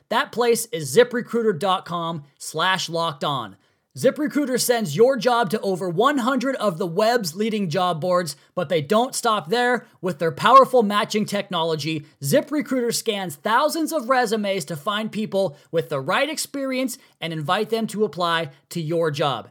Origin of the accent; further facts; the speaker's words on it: United States; my hometown of the Tri-Cities